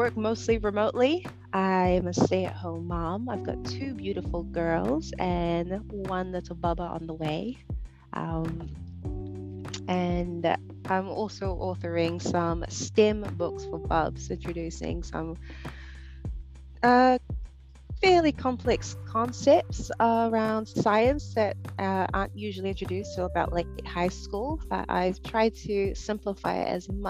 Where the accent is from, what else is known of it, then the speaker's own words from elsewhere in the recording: Rarotonga, Cook Islands; moved away as an adult; now in New Zealand; I grew up in Rarotonga, Cook Islands, and I moved to New Zealand when I was 18